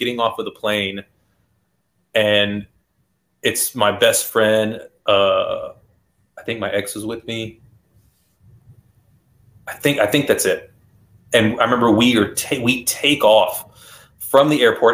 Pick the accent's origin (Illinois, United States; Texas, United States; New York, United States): Texas, United States; Houston area; born or raised there